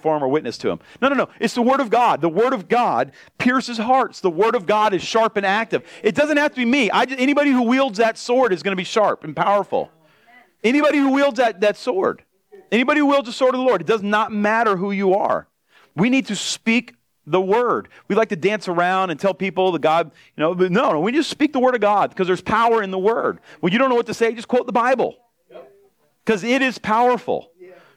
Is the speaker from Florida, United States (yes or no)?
yes; South Florida, United States; I'm from South Florida, and I'm just a pastor